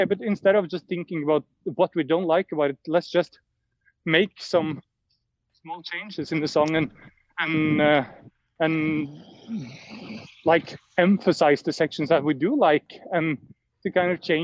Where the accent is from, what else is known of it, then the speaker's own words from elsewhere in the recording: Notodden, Vestfold og Telemark, Norway; moved away as an adult; also born or lived in Oslo; I moved back to Notodden, my hometown, where I live more quietly now